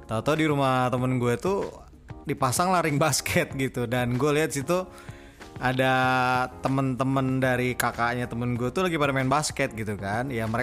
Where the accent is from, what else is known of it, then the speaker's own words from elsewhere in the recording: Bogor, West Java, Indonesia; Ya, gue asal dari Bogor.